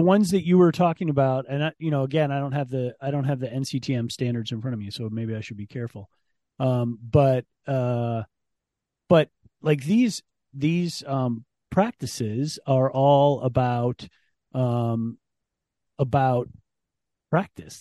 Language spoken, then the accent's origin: English; Ann Arbor, Michigan, United States; moved away; also born or lived in Penn State; I grew up in Ann Arbor as a Michigan football person.